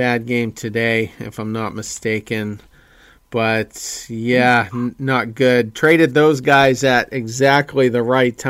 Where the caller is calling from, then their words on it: Lewiston, Maine, United States; Once again … coming to you from Lewiston, Maine.